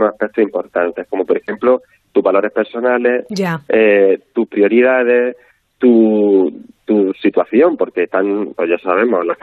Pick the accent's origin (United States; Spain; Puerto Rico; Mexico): Spain; Galicia; yo siempre, Belén, como buena gallega, siempre digo